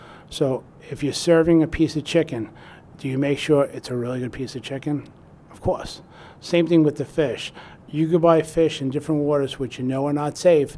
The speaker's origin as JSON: {"language": "English", "region": "New York", "country": "United States", "tie": "born or raised there", "said": "Growing up in New York"}